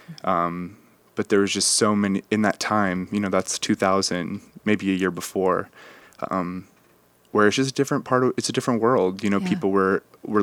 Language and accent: English; Kenai, Alaska, United States; now in Dallas, United States; Growing up in Alaska was so amazing